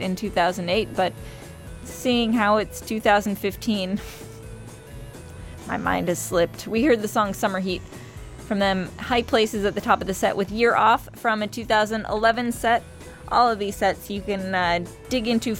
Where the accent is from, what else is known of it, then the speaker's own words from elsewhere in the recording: Bay Area, California, United States; growing up in the Bay Area